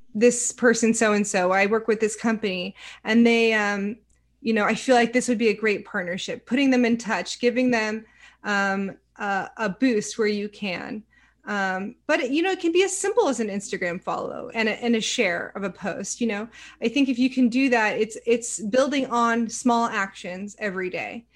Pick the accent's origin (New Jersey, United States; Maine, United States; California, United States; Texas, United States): California, United States; Silicon Valley; moved away as an adult; also born or lived in Savannah, Georgia; because I grew up in the Silicon Valley, it was a very tech centric area.